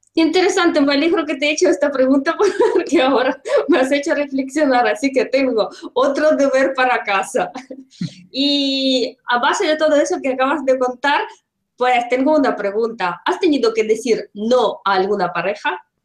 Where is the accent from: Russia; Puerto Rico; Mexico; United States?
Russia; Spanish is a second language; now in Spain; yo soy rusa, vivo en España